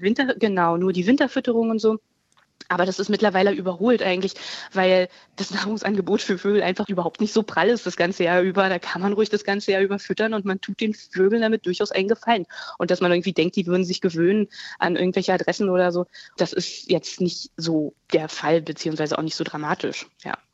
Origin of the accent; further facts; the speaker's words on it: Berlin, Germany; als Berlinerin